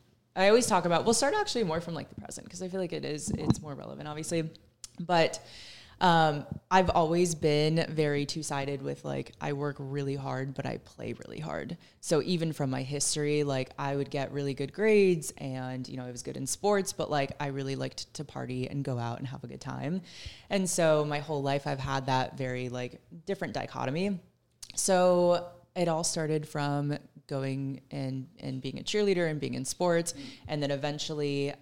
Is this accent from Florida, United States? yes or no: yes; Tampa, Florida, United States; I am from Tampa